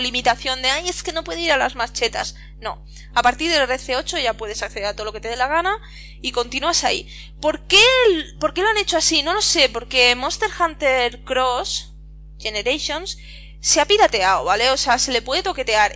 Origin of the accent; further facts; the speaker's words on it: Catalonia, Spain; yo soy catalana